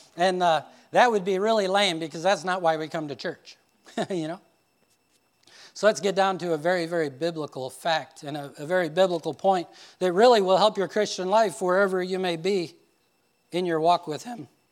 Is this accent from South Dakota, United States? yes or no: no; Indiana, United States; I'm this guy from Indiana